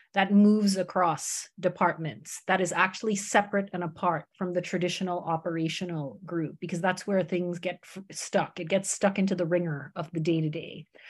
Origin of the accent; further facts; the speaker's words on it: United States; moved away; also born or lived in Canada; grew up in, in America